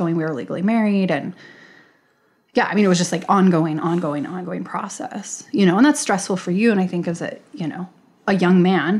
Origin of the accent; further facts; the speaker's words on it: United States; And as an American in America, like you don't feel that way because you don't. It's your culture.